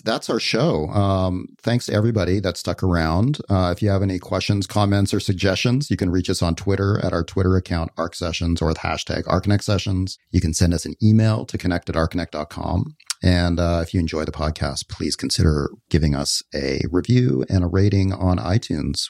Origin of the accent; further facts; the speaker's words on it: Canada; moved away as an adult; I left Canada when I was nineteen